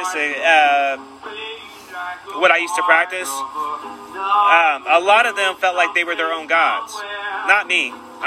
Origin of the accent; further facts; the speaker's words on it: Sacramento, California, United States; moved away; also born or lived in San Francisco / South Lake Tahoe; I mainly grew up in California myself, in Northern California